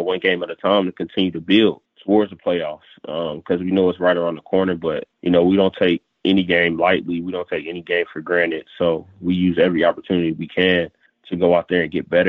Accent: Florida, United States; I'm from here

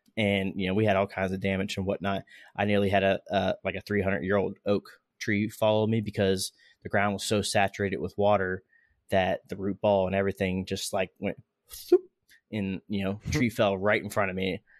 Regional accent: Florida, United States; we're both from Florida. Uh, I've noticed when I was growing up, uh, hurricane season

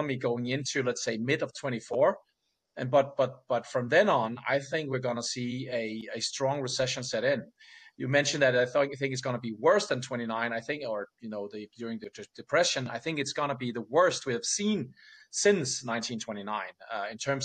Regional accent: Denmark

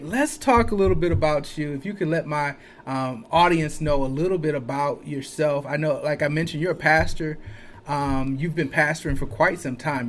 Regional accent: Flint, Michigan, United States; I'm a kid from Flint.

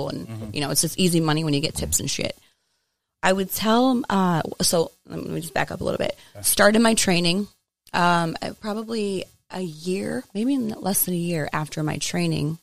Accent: Waterbury, Connecticut, United States; I'm from born and raised in Waterbury.

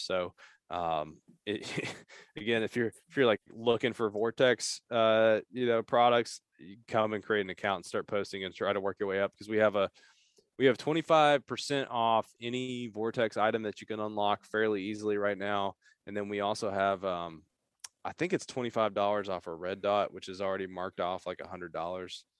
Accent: Eastern Kentucky, United States; moved away as an adult; also born or lived in Appalachia / Lexington, Kentucky; now in Louisville, United States; I grew up in Eastern Kentucky

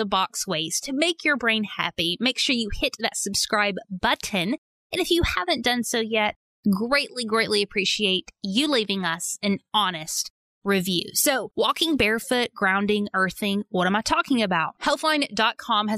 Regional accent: Arkansas, United States; Growing up in Arkansas, I was made fun of for being barefoot. I was made fun of for my accent

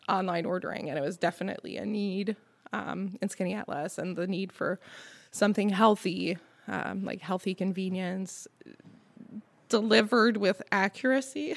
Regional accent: Montreal, Quebec, Canada; first language French; English is a second language; now in Skaneateles, United States; I'm from Montreal

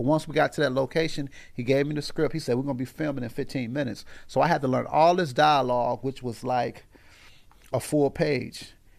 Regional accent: Aurora, Illinois, United States; Simmons to Eastside. Yeah, so east side of Aurora, man. That's where I'm from.

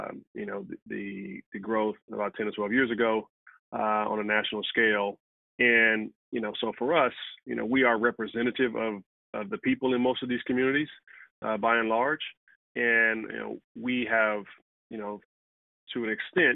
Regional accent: Compton, California, United States; also born or lived in Stanford; I'm from Compton originally

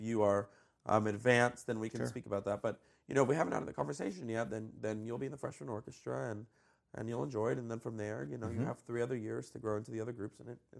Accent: New Jersey, United States; also born or lived in Colombia; I was actually born in South America. I was born in Colombia. Cool. And when I was two, I immigrated to the U.S. I moved to Jersey.

